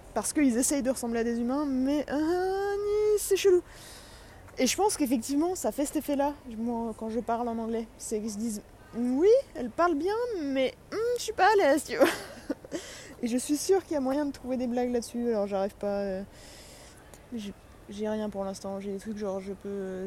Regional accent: France

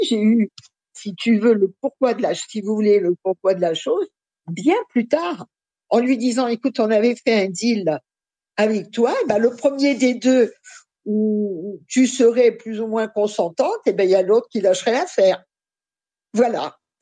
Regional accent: Paris, Île-de-France, France; je suis née à Paris, mais de parents réfugiés polonais

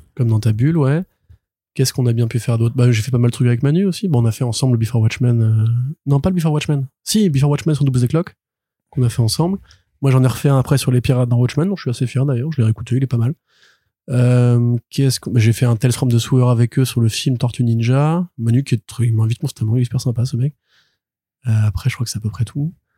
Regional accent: Paris suburbs, Île-de-France, France; j'ai grandi à Paris, enfin en banlieue parisienne

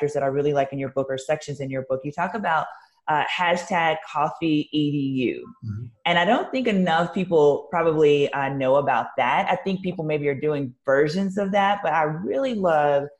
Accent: the South, United States; I'm from the South and have worked in a lot of different states in the South

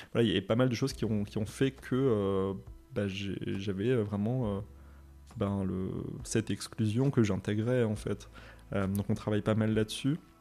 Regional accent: Moselle, Grand Est, France; je viens de l'Est, et du coup, euh, dans, l'Est, en, Moselle, l'éducation religieuse était obligatoire

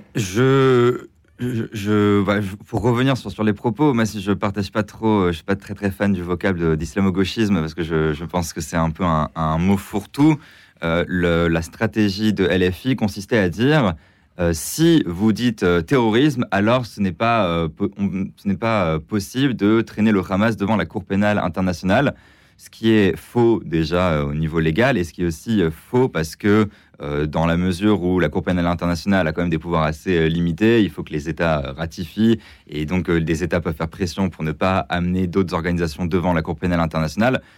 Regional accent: France; en tant que Français

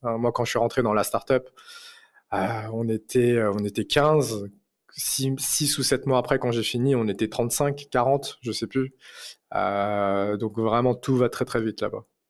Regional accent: Paris, Île-de-France, France; je viens de Paris, donc euh, je suis né à Paris euh, d'origine chinoise cambodgienne. j'ai fait toutes mes études à Paris, j'ai vécu toute ma vie à Paris

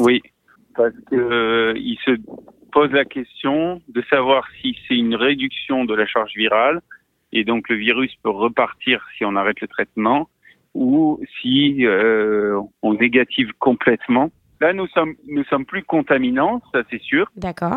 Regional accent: Marseille, Provence-Alpes-Côte d'Azur, France; je suis marseillais

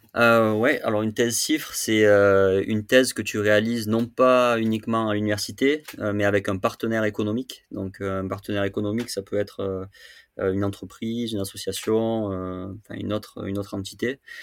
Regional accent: Châteauneuf-du-Pape, Provence-Alpes-Côte d'Azur, France; je suis originaire de, Châteauneuf-du-Pape, euh, qui est un petit village euh, réputé pour son breuvage à côté d'Avignon. Donc j'ai grandi dans le Vaucluse.

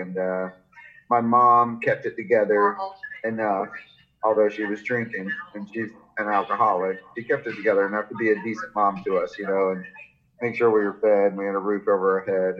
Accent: Jacksonville, Florida, United States; I grew up in Florida, uh, Jacksonville, Florida

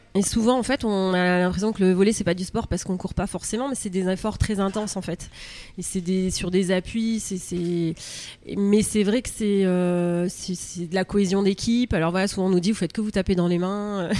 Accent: Var, Provence-Alpes-Côte d'Azur, France; moved away as an adult; also born or lived in Andernos, Gironde; now in Andernos-les-Bains, France; je suis du Var, donc qui est pays de volley quand même.

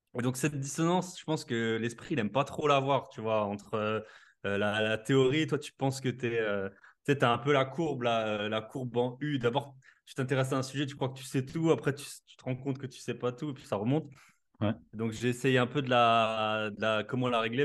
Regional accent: Alsace, Grand Est, France; accent: Alsatian; je suis alsacien comme ça s'entend

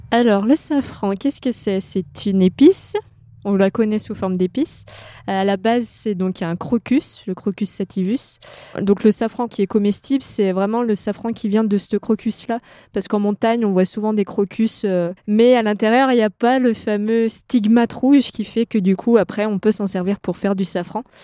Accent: just across from the Maurienne valley, near Grenoble, Auvergne-Rhône-Alpes, France; Pas très loin de Grenoble, et juste de l'autre côté de là où j'ai grandi, c'est la Maurienne

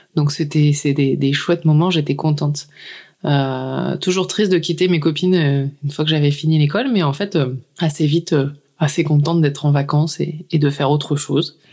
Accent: near Lille, Ch'ti, Hauts-de-France, France; Originaire du nord de la France, donc euh, vers l'île, Je suis une ch'ti.

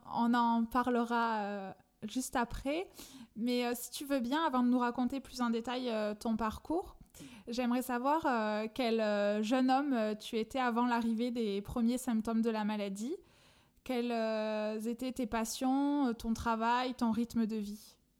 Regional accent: France; accent: accent chantant; mon accent chantant

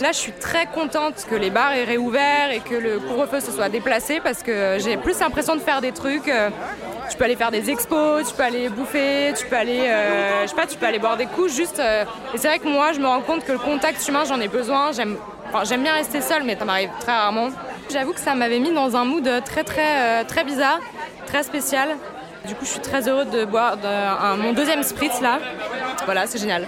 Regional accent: Paris, Île-de-France, France; moved away as an adult; now in Bordeaux, France; J'ai quitté Paris, ville où je suis née, quoi. Et j'ai déménagé à Bordeaux

